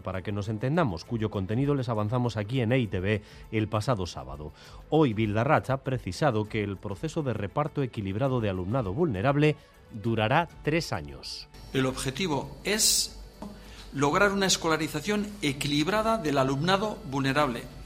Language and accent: Spanish; Bilbao, Basque Country, Spain; yo siempre digo que nací en Bilbao, pero profesionalmente nací en Valladolid